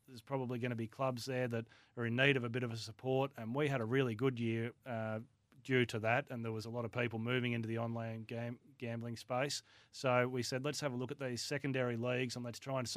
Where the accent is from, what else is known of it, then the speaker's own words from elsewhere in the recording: Warrnambool, Victoria, Australia; also born or lived in Melbourne; I grew up in Warrnambool down in Western Victoria